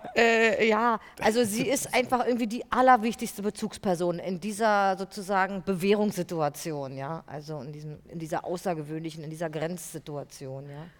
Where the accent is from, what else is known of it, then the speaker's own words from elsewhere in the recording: East Germany, Germany; ich bin ja auch aus der DDR, ich bin da groß geworden, ich bin da aufgewachsen